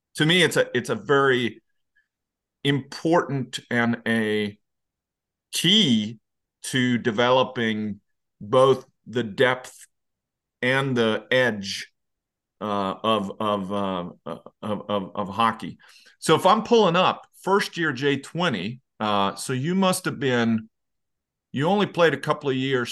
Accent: Dalarna County, Sweden; moved away; I'm from Dalarna, uh, which is the parish in the center

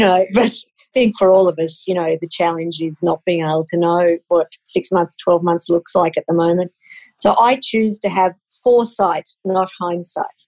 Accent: Queensland, Australia; now in Canberra, Australia; I grew up in Queensland

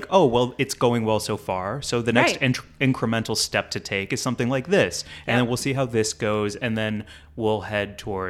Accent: St. Louis, Missouri, United States; I'm proud of my home state.

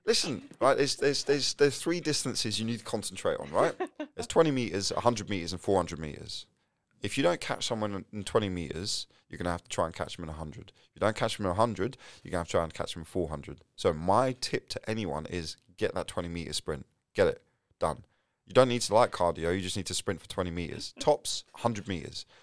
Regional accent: London, United Kingdom; I'm from North London, you know, Tottenham and Enfield

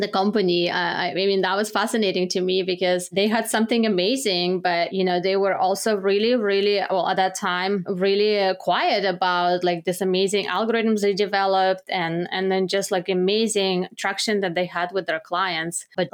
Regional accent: Belarus; moved away as an adult; now in United States; I'm originally from Belarus. I studied economics and management in Belarus.

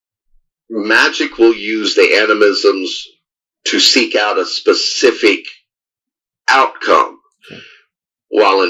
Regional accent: Kokomo, Indiana, United States; I grew up in Indiana

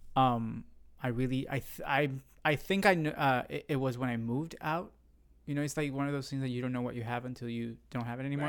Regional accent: San Juan, Puerto Rico; first language Spanish; English is a second language; moved away as an adult; also born or lived in rural central Puerto Rico; now in United States; I was raised in the capital, which is the city

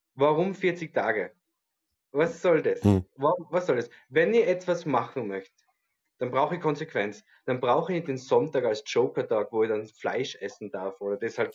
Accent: Tyrol, Austria; bei uns in Tirol

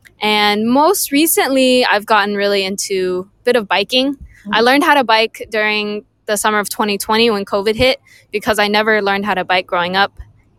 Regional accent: Seattle, Washington, United States; I grew up in West Seattle. The kind of more south part of West Seattle towards White Center, South Park, kind of like Westwood Village kind of area.

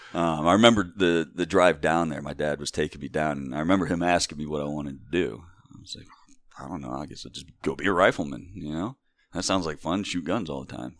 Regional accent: Wayne County, Northeast Ohio, United States; also born or lived in Hawaii; I grew up here in Wayne County

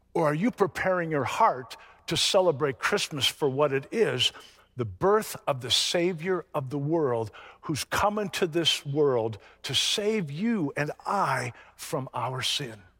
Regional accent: the North, United States; moved away; also born or lived in Florida; I grew up in the North.

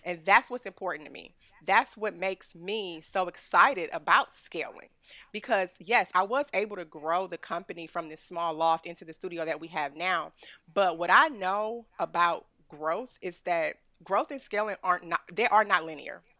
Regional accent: Cleveland, Ohio, United States; now in Austin, United States; I'm from Ohio, I'm from Cleveland, Ohio. I got a Midwest hustle that's unmatched

